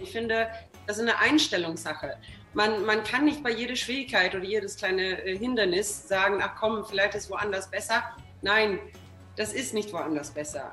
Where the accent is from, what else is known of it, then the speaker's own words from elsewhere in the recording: Sweden; now in Germany; ich komme aus Schweden